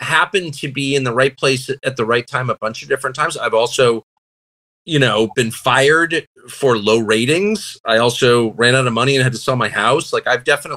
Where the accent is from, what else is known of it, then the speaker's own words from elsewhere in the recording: United States; I'm thoroughly American. I'm never leaving